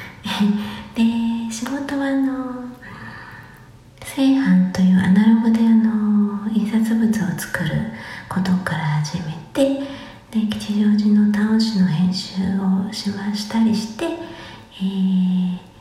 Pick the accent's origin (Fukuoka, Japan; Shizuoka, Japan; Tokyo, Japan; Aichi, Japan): Tokyo, Japan; Musashino; 生まれ育ちが、東京武蔵野市という